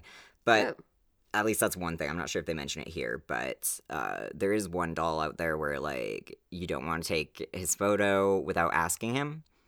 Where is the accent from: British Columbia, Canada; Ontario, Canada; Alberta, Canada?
Alberta, Canada; I mean, we're from Alberta